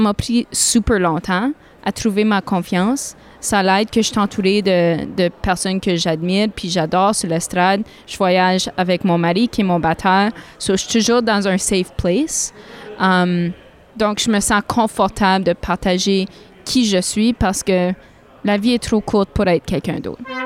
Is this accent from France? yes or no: no; Sudbury, Ontario, Canada; accent: northern Ontario; moved away as an adult; also born or lived in Toronto / Odanak; now in Ottawa Valley, Canada; ma famille vient d'Odanak mais euh, j'ai grandi à Sudbury.